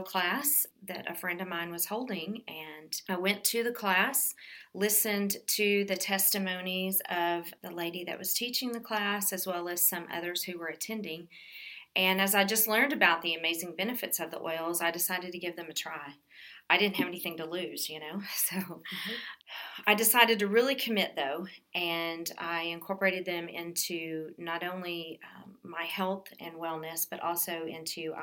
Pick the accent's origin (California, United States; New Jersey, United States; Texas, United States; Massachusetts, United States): Texas, United States; Dallas; also born or lived in Killeen, Texas; now in Burnet, United States; I am a born and raised Texas girl. I grew up in the Dallas-Fort Worth area